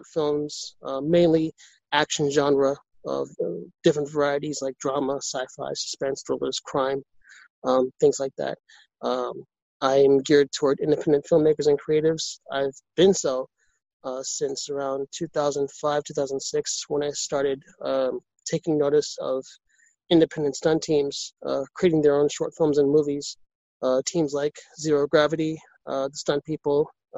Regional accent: New York City, New York, United States; I was born and raised in New York City. I'm a New York City native

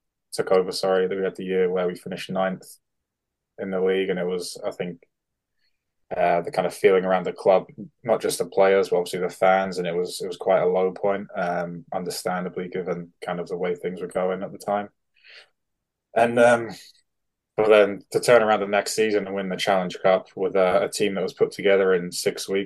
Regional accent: United Kingdom; as a British defenseman

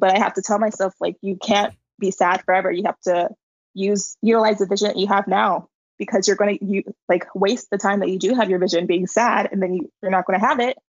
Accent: San Diego, California, United States; moved away as an adult; also born or lived in Los Angeles; now in Madrid, Spain; I'm from San Diego, California, and I moved to Los Angeles to study communication and marketing.

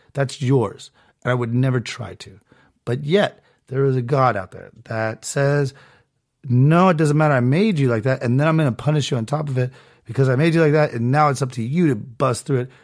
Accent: Southern California, United States; I was born in Southern California to two parents that actually are together still

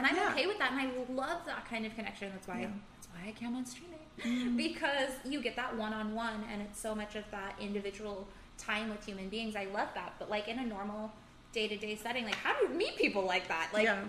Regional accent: San Diego, California, United States; now in Las Vegas, United States; I'm from San Diego

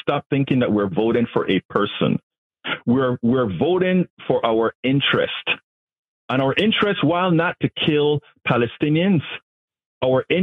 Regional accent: Panama; now in United States; I'm from Panama

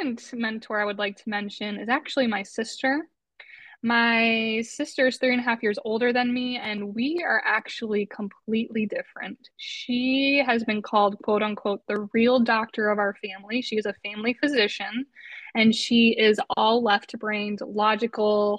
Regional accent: Westfield, Massachusetts, United States; where I grew up in Westfield, Massachusetts.

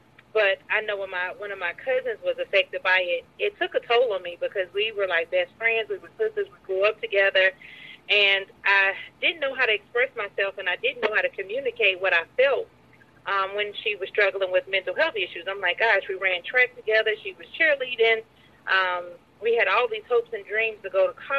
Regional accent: Greensboro, North Carolina, United States; now in Atlanta, United States; Yes, Greensboro, North Carolina.

